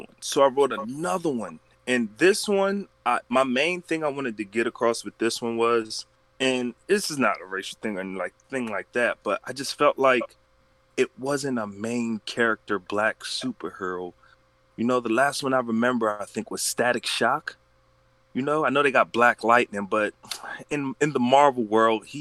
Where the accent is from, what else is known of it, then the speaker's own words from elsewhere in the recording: Philadelphia, Pennsylvania, United States; moved away as an adult; now in Sacramento, United States; I was born in Philadelphia, PA